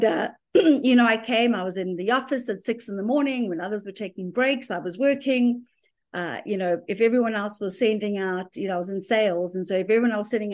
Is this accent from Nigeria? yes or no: no; South Africa; moved away as an adult; also born or lived in Zimbabwe; now in United States; as a young adult in growing up in South Africa